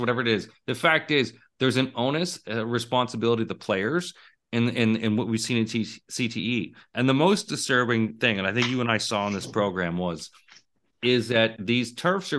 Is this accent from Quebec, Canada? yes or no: no; Toronto, Ontario, Canada; we're both from the Toronto area.